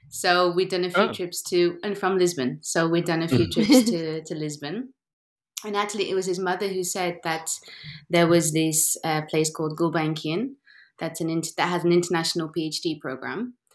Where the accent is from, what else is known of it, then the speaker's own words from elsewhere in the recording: England, United Kingdom; It's kind of the worst, you know, compliment saying that I'm English and I have a good English accent.